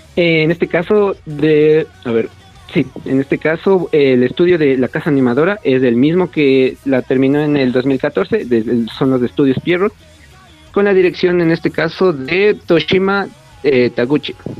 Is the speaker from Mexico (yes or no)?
no; Ecuador; soy de Ecuador